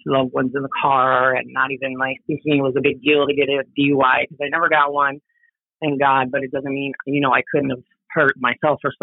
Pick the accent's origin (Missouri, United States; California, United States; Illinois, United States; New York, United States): California, United States; San Francisco Bay Area; moved away as an adult; now in Oahu, United States; I was born and raised in the San Francisco Bay Area my whole life.